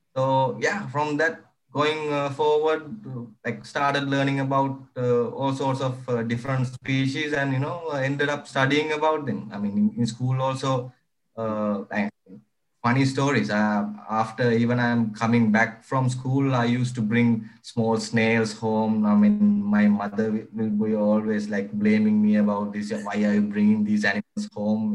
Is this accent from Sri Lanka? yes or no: yes; Horana, Western Province, Sri Lanka; I was like uh, born and raised in Sri Lanka. And Sri Lanka, it's a small village uh, on the west part of the country called Horana.